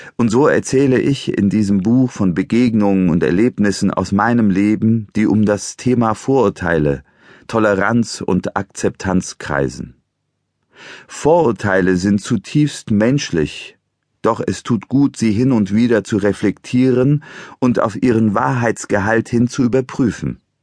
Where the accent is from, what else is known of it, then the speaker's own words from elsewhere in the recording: Eastern Anatolia, Turkey; now in Germany; Geboren bin ich in der Türkei in einem ostanatolischen Bergdorf nahe der Grenze zu Armenien und Georgien